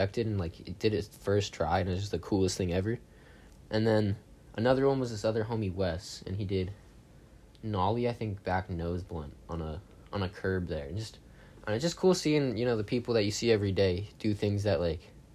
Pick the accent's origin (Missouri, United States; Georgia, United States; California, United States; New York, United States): California, United States; San Francisco; I'm 19 years old, and I'm from San Francisco, Bay Area